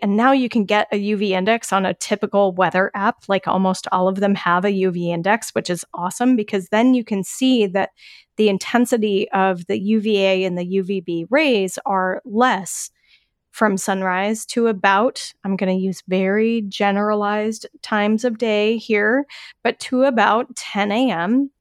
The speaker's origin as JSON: {"language": "English", "region": "Colorado", "country": "United States", "tie": "born or raised there", "said": "where I grew up in Colorado"}